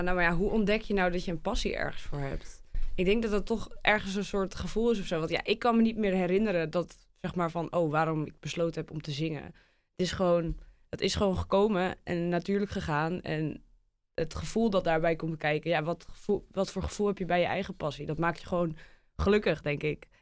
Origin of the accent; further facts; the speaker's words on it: near Alkmaar, North Holland, Netherlands; kom uit de buurt van Alkmaar